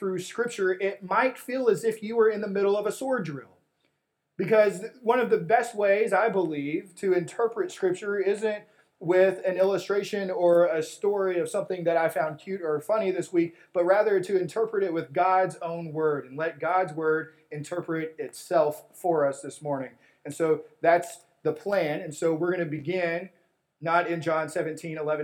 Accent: West Texas, United States; when I was a kid growing up in West Texas

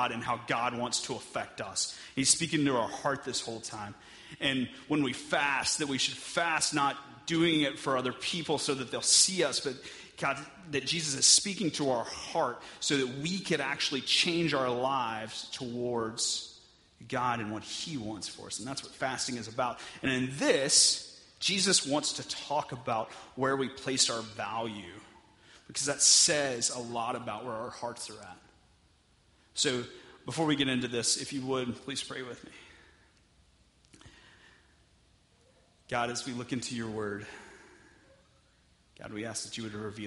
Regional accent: Texas, United States; I'm from Texas

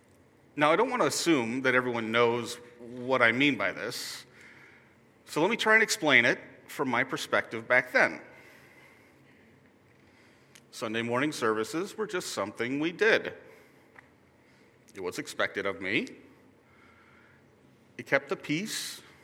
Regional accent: Hong Kong; also born or lived in New York, United States; I was born in New York, in a suburb just outside the city, to a pair of Lutheran school teachers. When I was just a toddler, we moved to Hong Kong.

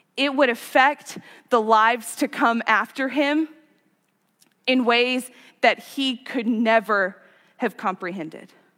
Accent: Gunner, United States; moved away; One of my favorite things about growing up in Gunner is this deep, deep sense of community and family.

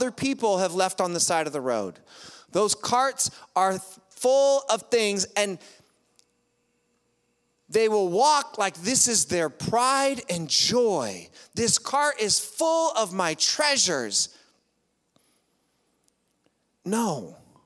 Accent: United States; I'm an American

